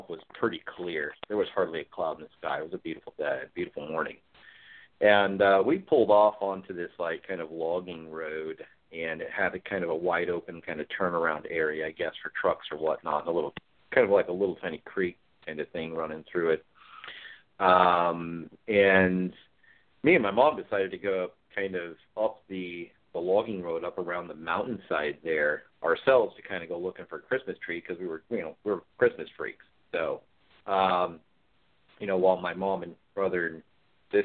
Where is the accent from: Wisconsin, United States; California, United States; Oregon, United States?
Oregon, United States; Ashland; also born or lived in Rogue River, Oregon; I was raised here in southern Oregon area around Ashland. I live in Roseburg today